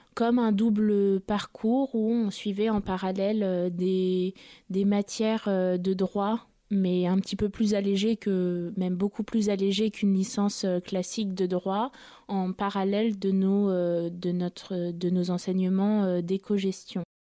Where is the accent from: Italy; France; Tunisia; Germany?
France; Paris, Île-de-France; Je suis euh, née à Paris et j'ai grandi euh, à Paris